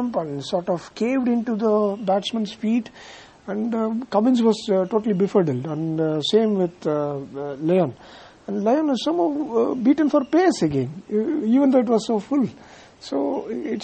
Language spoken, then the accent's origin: English; Bangalore, Karnataka, India; I am from India, Bangalore, and so I'm an Indian